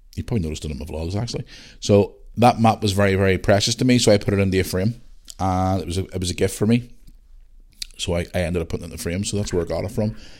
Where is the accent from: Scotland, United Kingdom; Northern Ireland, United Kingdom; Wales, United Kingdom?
Northern Ireland, United Kingdom; I am from Northern Ireland